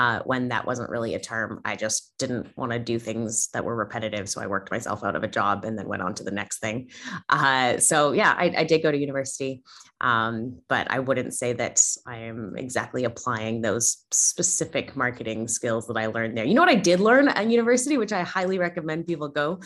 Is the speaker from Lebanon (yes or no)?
no; Canada; moved away as an adult; now in Australia; You may notice that I don't sound Australian. I'm originally from Canada. I moved to Australia about 7 years ago.